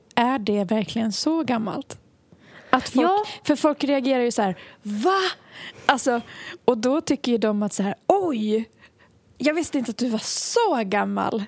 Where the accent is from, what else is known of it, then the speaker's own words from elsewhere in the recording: Borlänge, Dalarna County, Sweden; vi är från Borlänge